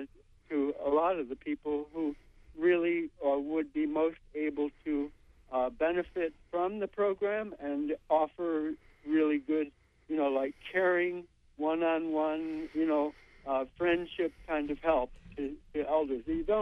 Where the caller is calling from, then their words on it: Brooklin, Maine, United States; I'm calling from Brooklyn.